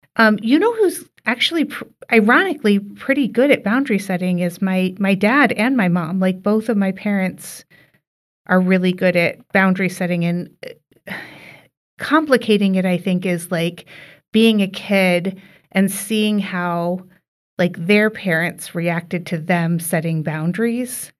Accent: Bloomington, Indiana, United States; now in Skokie, United States; my family lives up here in Skokie now, but we're from Indiana. And so, like, there has been this expectation from our more extended family that we travel home to Bloomington

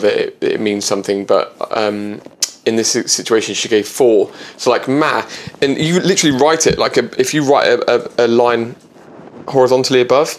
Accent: England, United Kingdom; I'm English.

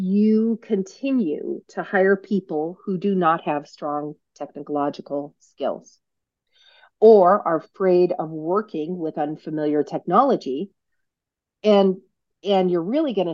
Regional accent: Reno, Nevada, United States; I'm from Reno, Nevada, probably one of the first people you've ever met from Reno, Nevada

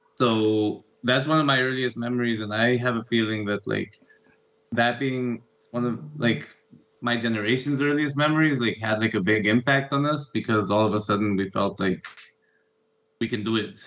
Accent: Ecuador; moved away as an adult; also born or lived in United States; growing up in Ecuador around this time

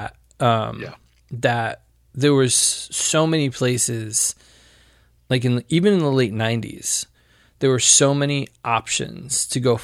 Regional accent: Connecticut, United States; I grew up in Connecticut

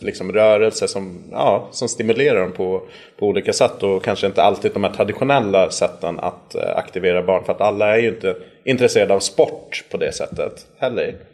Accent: Gotland, Sweden; accent: mix, partly Gotlandic; also born or lived in Västerås / Örebro; såklart så är jag uppväxt här på Gotland

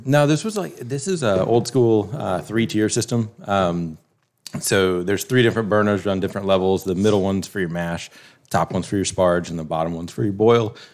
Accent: South Carolina, United States; moved away as an adult; also born or lived in Wisconsin; my, my family was from Ohio, hers was from Florida. You know, we grew up in South Carolina

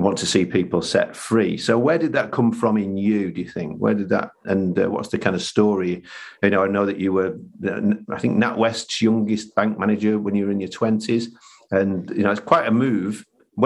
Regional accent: Manchester, North West England, United Kingdom; I was brought up here in Manchester

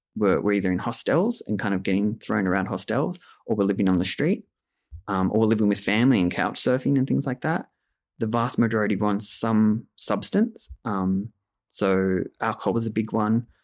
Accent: Australia; I grew up in Australia

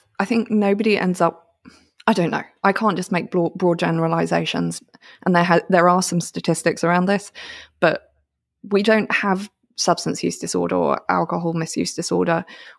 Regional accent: United Kingdom; As a British person, I'm like, oh, thank you very much.

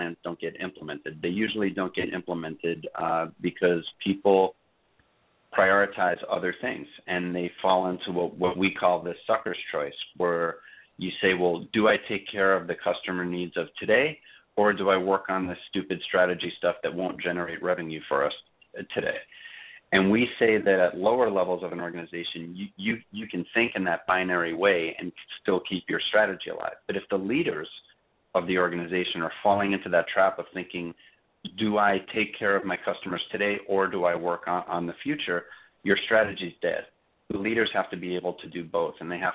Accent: New York City, New York, United States; I was raised in Brooklyn

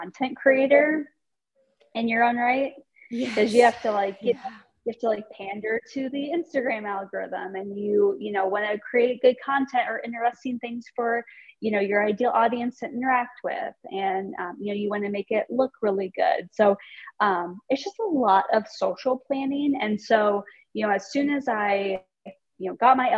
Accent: Iowa, United States; moved away as an adult; also born or lived in New York City, United States; now in Des Moines, United States; I'm from the Quad Cities.

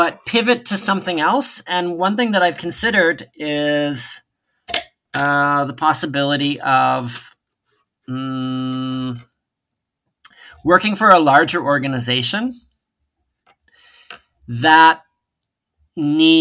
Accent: West Chicago, Illinois, United States; moved away as an adult; Being from West Chicago

